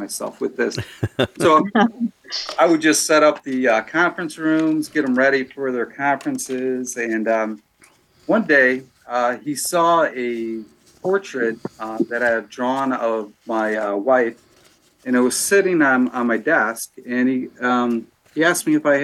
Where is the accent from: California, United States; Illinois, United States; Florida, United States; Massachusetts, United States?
Illinois, United States; Calumet City; moved away as an adult; also born or lived in Hammond, Indiana / Lansing, Illinois; now in LaPorte, United States; I was born in Hammond, Indiana, grew up in Calumet City, Illinois